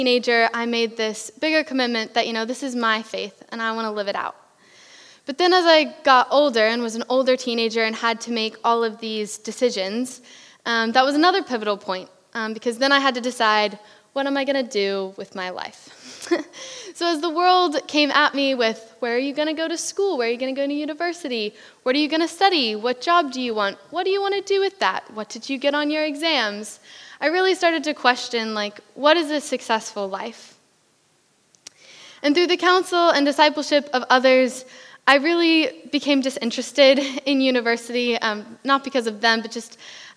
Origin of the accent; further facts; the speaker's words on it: Pennsylvania, United States; moved away as an adult; now in United Kingdom; I am from America. I am from Pennsylvania along the East Coast.